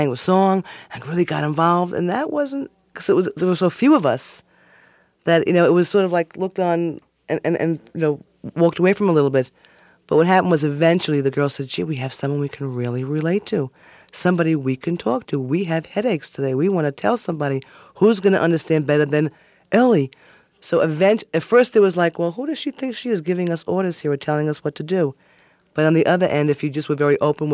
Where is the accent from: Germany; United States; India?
United States; Levittown, New York; I grew up in Levittown, Long Island, on the corner of Starlight and Springtime Lane